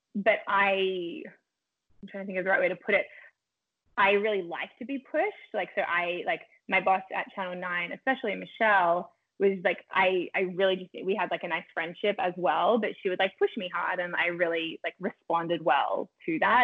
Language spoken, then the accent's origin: English; Melbourne, Victoria, Australia; moved away as an adult; also born or lived in Los Angeles, United States; now in Toronto, Canada; I grew up in Melbourne, Australia.